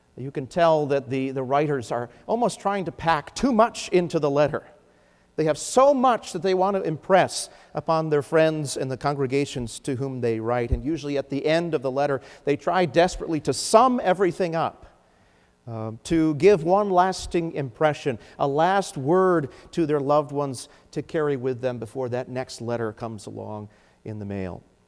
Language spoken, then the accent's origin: English; United States